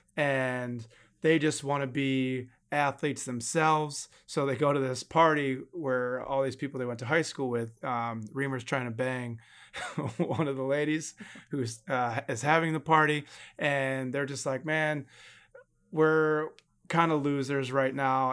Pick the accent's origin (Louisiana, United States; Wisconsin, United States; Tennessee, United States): Wisconsin, United States; Milwaukee; my hometown, Milwaukee